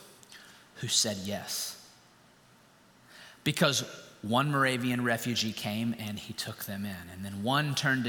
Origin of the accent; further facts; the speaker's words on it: Winston-Salem, North Carolina, United States; I was raised in Winston-Salem, North Carolina